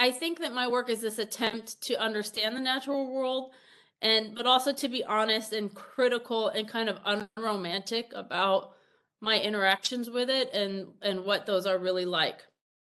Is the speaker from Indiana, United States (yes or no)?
no; New Jersey, United States; also born or lived in Iowa / Pennsylvania; now in Ohio, United States; I grew up in New Jersey